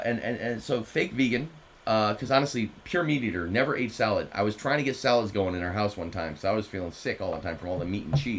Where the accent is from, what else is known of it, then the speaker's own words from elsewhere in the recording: Martha's Vineyard, Massachusetts, United States; I grew up in Martha's Vineyard, but my family were fishermen.